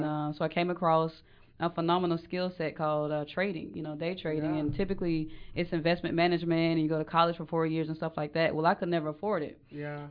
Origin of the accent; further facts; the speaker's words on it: Mableton, Georgia, United States; now in Atlanta, United States; I grew up in Atlanta. Well, on the sub- suburbs of Mableton, Georgia